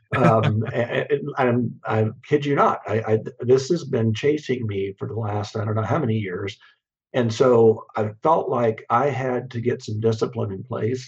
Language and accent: English; Kansas, United States; I grew up in Kansas, and, and mm-hmm. we're a very agrarian state